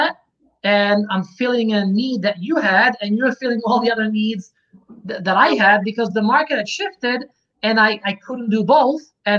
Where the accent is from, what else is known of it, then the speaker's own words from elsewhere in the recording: Czechia; So I'm from Czechoslovakia.